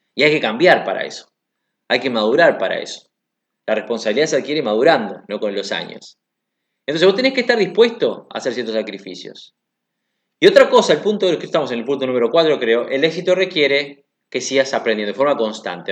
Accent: Uruguay; moved away; also born or lived in Africa; yo soy de Uruguay

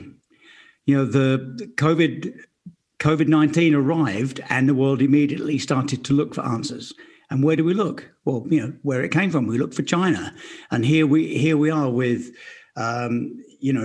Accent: Romford, London, United Kingdom; I grew up in Romford, Essex

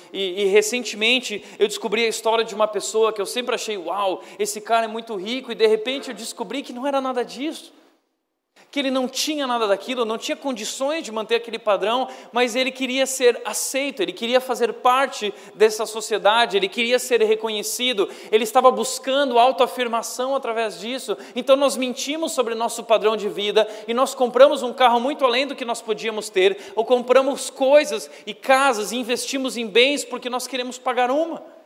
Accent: Brazil

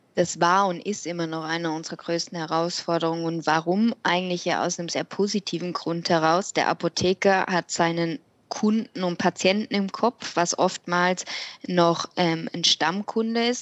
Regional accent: Switzerland; bei uns in der Schweiz

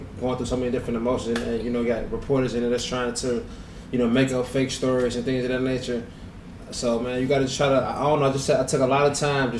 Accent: Chicago, Illinois, United States; moved away as an adult; now in California, United States; Born and raised in Chicago. You know, then we moved to the suburbs.

